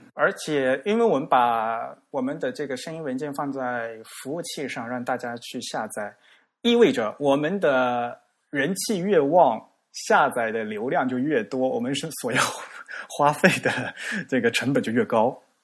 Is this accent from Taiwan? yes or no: no; China; 我们中国人的特点